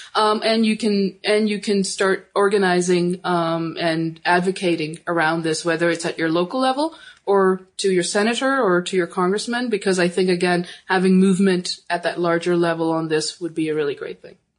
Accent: Pakistan; I'm from Pakistan

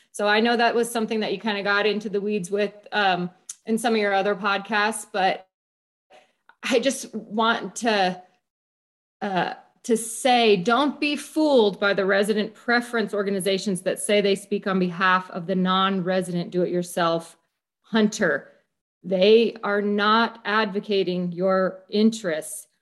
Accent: New Mexico, United States; I'm born and raised in New Mexico

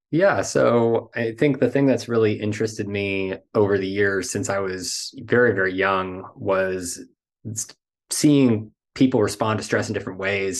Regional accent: United States; as American men

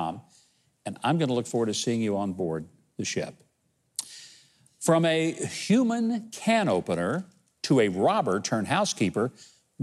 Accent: Arkansas, United States; You're from Arkansas. Yeah, I am. Proud of it.

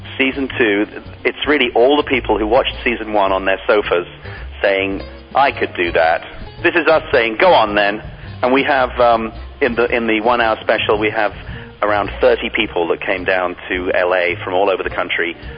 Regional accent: England, United Kingdom; moved away as an adult; also born or lived in Palm Springs, California; growing up in England, 35 years of horrible weather

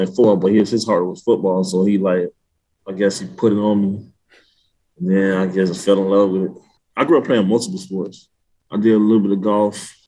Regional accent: Miami, Florida, United States; We grew up in Miami, Florida, and I'm from a place called Goose, Florida, like further down south, like South Miami, so like Cutler Bay area

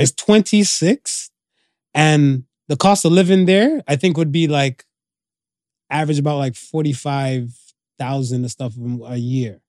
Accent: United States; also born or lived in Canada / Jamaica (ancestry); I grew up in America

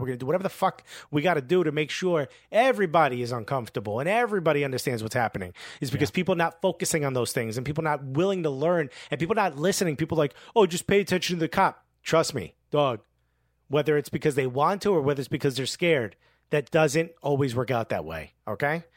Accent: Newark, New Jersey, United States; I grew up with kids in Newark

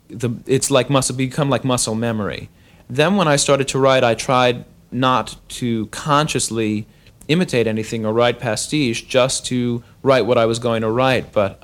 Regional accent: Long Island, New York, United States; I didn't grow up in New York City. I grew up on Long Island, and I wasn't one of these sort of Upper West Side city brats.

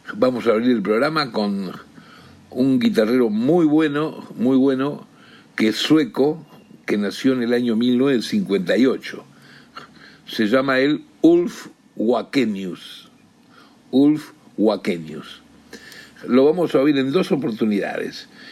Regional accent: Argentina; como tantos argentinos que se han eh, tomado el buque en algún momento de depresión económica, de complicaciones sociales en nuestro país

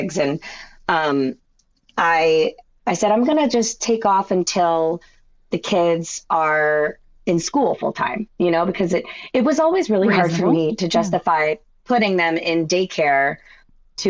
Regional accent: Westchester, New York, United States; also born or lived in Boston / Baltimore; I grew up in Westchester. After Baltimore, we moved to Westchester when I was 9. And I grew up close to the city

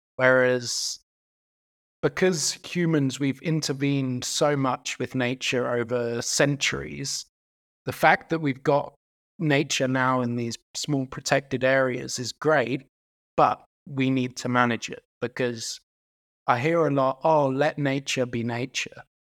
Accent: United Kingdom; now in South Africa; I'm actually Irish and British

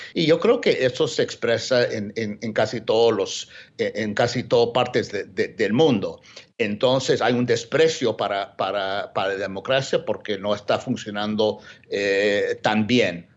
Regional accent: United States

